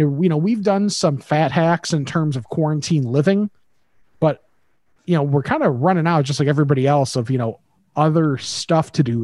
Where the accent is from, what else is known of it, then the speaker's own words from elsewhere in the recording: Midwest, United States; growing up in the Midwest